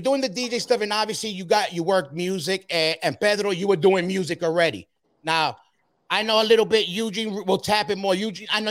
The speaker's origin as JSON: {"language": "English", "country": "Ecuador", "said": "I'm Ecuadorian, I know, but I know a lot about how the European youth came up."}